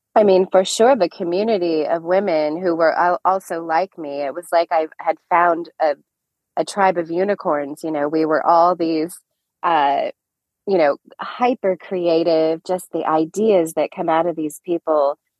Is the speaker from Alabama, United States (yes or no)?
no; Orange, California, United States; also born or lived in Anaheim Hills, California; I am a California native. I'm actually an Orange County native. I grew up in Orange and then Anaheim Hills